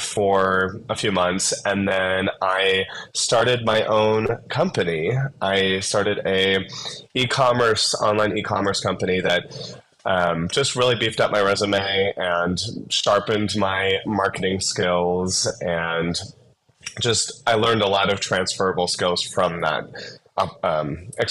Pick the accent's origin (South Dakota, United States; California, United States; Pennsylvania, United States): South Dakota, United States; also born or lived in Phoenix; now in Denver, United States; I grew up in South Dakota